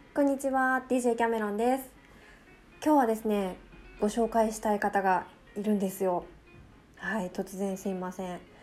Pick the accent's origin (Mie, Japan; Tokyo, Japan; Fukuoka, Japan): Fukuoka, Japan; accent: Hakata dialect (kotekote Hakata-ben); 私めちゃめちゃ博多弁こってりらしいんですよね